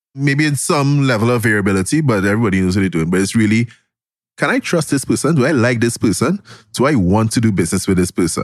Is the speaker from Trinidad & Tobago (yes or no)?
yes; Glencoe, Trinidad & Tobago; I grew up in Glencoe, Trinidad